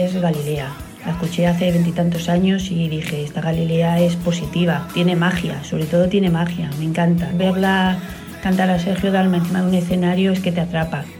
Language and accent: Spanish; Valladolid, Castile and León, Spain; now in Benidorm, Spain; vivo en Benidorm, pero soy nacida en Valladolid, pucelana